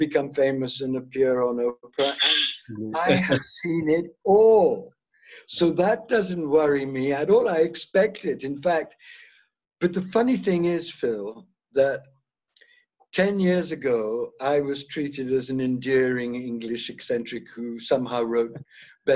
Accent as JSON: {"language": "English", "region": "South India", "country": "India", "tie": "born or raised there", "said": "I was born in South India."}